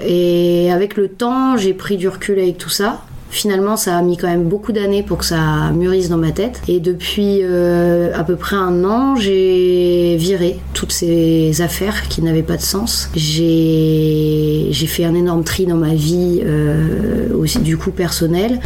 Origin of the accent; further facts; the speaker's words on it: Lille, Hauts-de-France, France; moved away; Je suis originaire de Lille, quitté la région depuis quelques temps et je suis revenue dernièrement à Lille